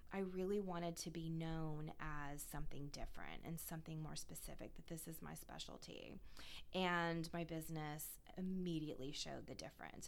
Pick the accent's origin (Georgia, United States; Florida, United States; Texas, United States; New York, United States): Florida, United States; Tampa; also born or lived in North Carolina / Washington D.C.; I'm actually originally from Tampa, Florida. So mm-hmm. I am a lifelong Florida girl